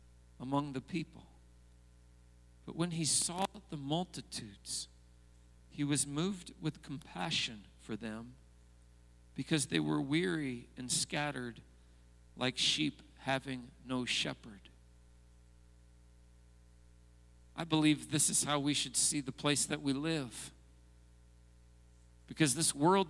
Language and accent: English; United States; as an American